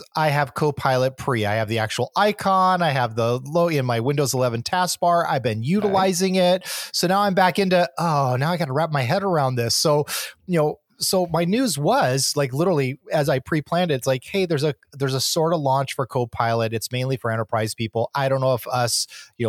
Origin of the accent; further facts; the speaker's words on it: San Diego, California, United States; I am from San Diego.